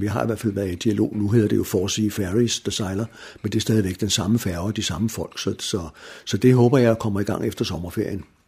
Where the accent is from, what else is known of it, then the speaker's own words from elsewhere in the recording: Denmark; Jeg er født og opvokset i Viam